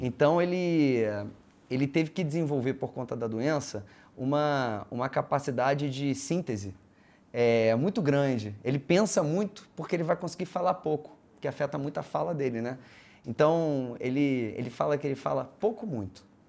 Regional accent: Rio de Janeiro, Brazil; eu estudei em escola judaica né, a vida toda, estudei no Liesing, que é uma escola judaica no Rio, onde meus filhos estudam hoje

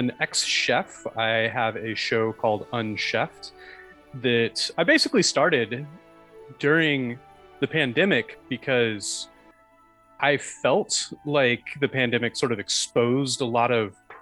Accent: Alabama, United States; also born or lived in New York area; now in New York, United States; We're all from Alabama, but we all ended up here

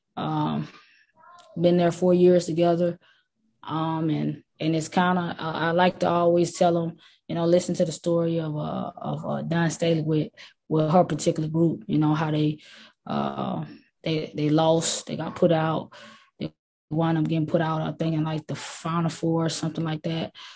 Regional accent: South Georgia, United States; I'm from South Georgia

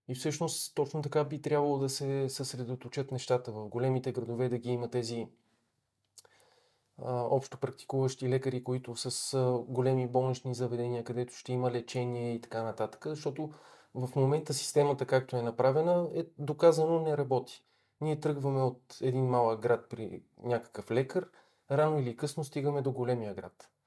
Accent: Cherven Bryag, Pleven Province, Bulgaria; аз съм от Червен бряг.

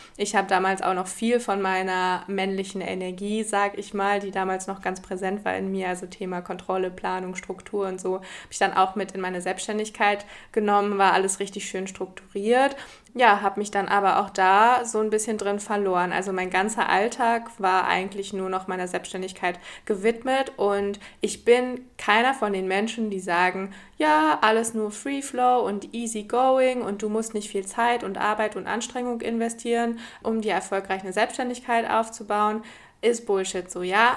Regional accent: Germany; moved away as an adult; now in Portugal; habe noch in Deutschland gelebt, in meiner Heimat

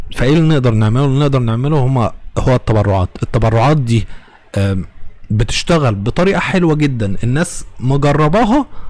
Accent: Egypt

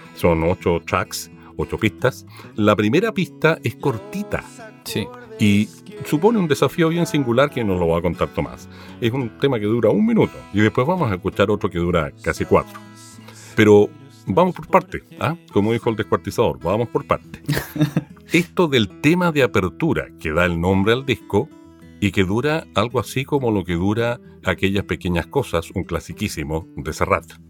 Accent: Chile

